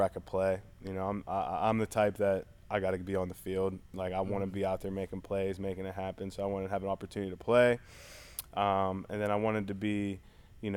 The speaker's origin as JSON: {"language": "English", "town": "Pittsburgh", "region": "Pennsylvania", "country": "United States", "said": "I'm from Pittsburgh"}